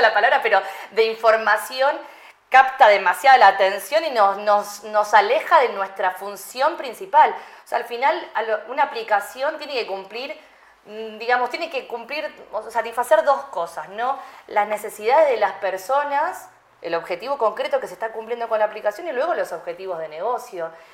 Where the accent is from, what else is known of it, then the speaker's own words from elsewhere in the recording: Argentina; moved away; yo nací en Argentina